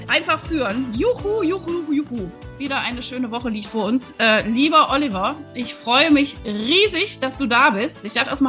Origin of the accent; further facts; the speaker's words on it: Wuppertal, North Rhine-Westphalia, Germany; Aber ich bin ja Wuppertalerin und ich komme auch aus der Südstadt